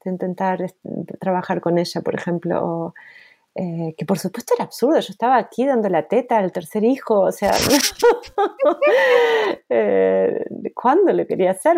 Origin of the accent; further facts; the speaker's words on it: Argentina; moved away as an adult; also born or lived in Luxembourg; yo como argentina